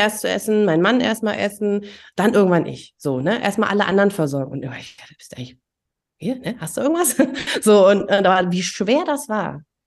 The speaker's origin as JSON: {"language": "German", "region": "East Germany", "country": "Germany", "tie": "born or raised there", "said": "ich bin ja auch in der DDR groß geworden"}